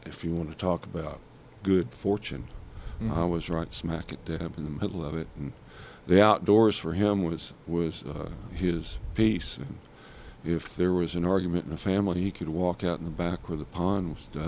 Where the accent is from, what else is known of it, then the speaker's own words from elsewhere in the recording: Jonesboro, Arkansas, United States; also born or lived in Helena, Arkansas; I grew up outside of Jonesboro